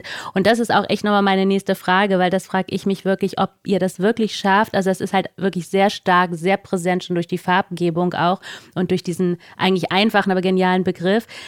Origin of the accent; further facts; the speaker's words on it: Northern Germany, Germany; ich auch als Norddeutsche